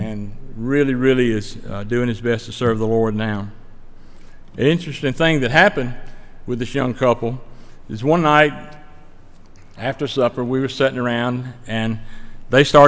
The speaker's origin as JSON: {"language": "English", "area": "Stokes County", "region": "North Carolina", "country": "United States", "accent": "Stokes County", "said": "I spoke with my Stokes County accent English"}